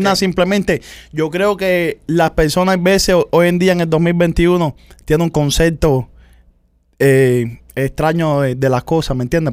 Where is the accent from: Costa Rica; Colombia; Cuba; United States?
Cuba; nosotros los cubanos